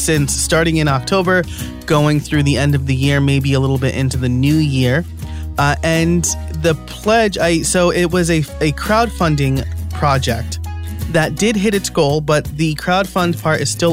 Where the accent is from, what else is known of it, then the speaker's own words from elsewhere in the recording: New York, United States; As a New Yorker, I dropped the H sound